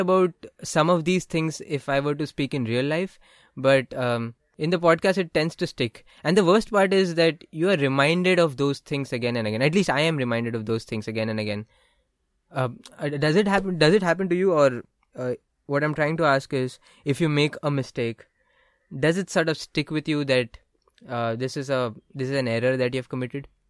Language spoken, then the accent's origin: English; India; born or raised there; English is a second language